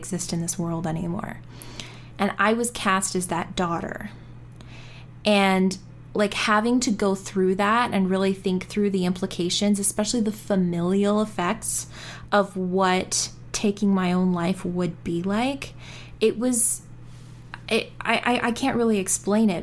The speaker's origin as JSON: {"language": "English", "country": "South Africa", "said": "I'm South African."}